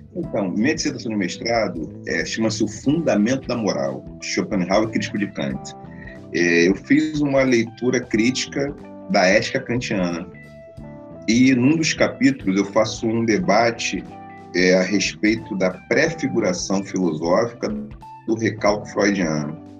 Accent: Rio de Janeiro, Brazil; uma pessoa nascida num bairro muito tradicional no Rio de Janeiro. Nasci em Oswaldo Cruz, um bairro muito tradicional, a terra da Portela

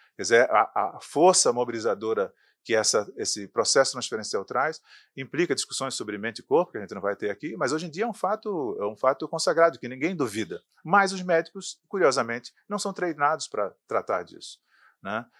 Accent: sertão of Pernambuco, Brazil; No sertão de Pernambuco, onde eu nasci

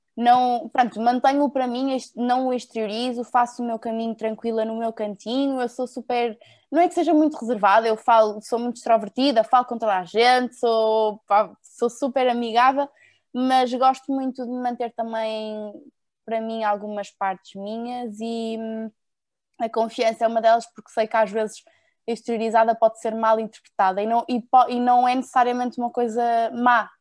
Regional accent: Porto, Norte, Portugal; also born or lived in Lisbon; sou do Porto, atualmente moro entre o Porto e Lisboa

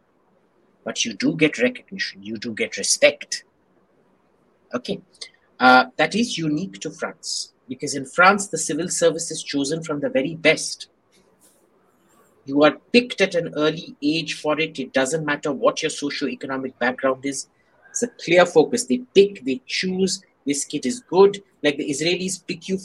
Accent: India; growing up in India

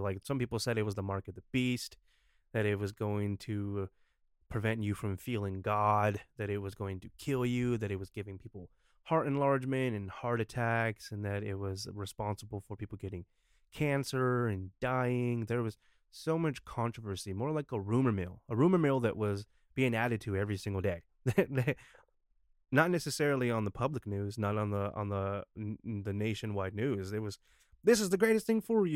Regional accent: United States; as an American

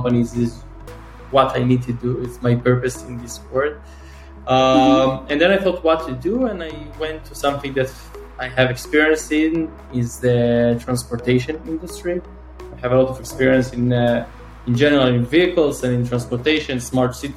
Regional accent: Northern District, Israel; now in Tel Aviv, Israel; So I'm from Israel. I'm born and raised in Israel. I'm 30 years old, originally grew up in the north of Israel

